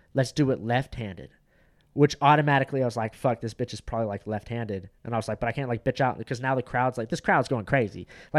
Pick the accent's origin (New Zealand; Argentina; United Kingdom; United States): United States; Orange County, California; I'm from Orange County.